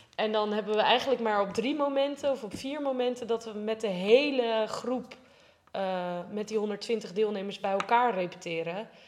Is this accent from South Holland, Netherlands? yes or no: yes; Rotterdam, South Holland, Netherlands; ik kom uit Rotterdam